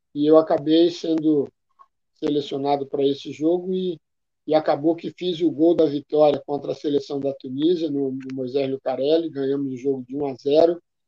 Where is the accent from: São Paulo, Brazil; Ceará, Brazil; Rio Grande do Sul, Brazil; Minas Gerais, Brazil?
Ceará, Brazil; Fortaleza; moved away; Aerolândia, onde eu nasci e me criei